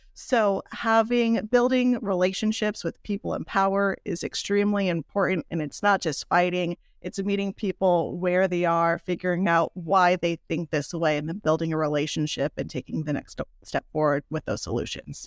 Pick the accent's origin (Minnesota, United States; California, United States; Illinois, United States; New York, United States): California, United States; South Pasadena; moved away as an adult; now in Rosemead, United States; I'm from South Pasadena